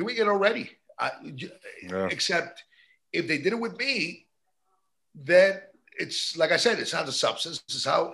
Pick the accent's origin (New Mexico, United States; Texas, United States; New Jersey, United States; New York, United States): New York, United States; now in Miami, United States; My parents are Cuban. I was born in New York, but yeah, I'm a proud AB